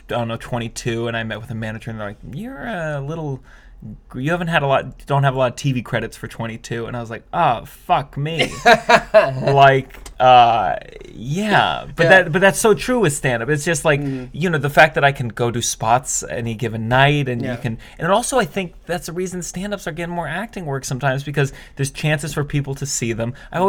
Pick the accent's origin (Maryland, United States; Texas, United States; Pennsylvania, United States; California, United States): Maryland, United States; So Maryland, originally.